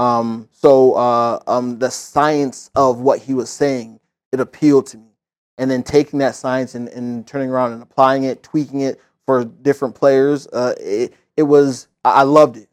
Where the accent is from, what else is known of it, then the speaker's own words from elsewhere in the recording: Indiana, United States; now in Florida, United States; growing up in Indiana, playing basketball